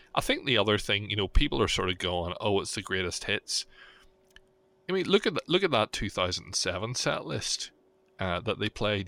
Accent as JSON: {"language": "English", "town": "Belfast", "region": "Northern Ireland", "country": "United Kingdom", "tie": "born or raised there", "said": "my hometown"}